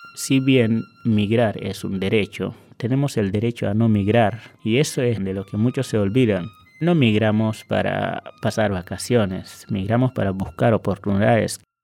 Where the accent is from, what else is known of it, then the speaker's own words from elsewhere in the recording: Senegal; moved away as an adult; now in Argentina; Dejé mi familia, una carrera universitaria, eh, amigos, dejé un montón de cosas atrás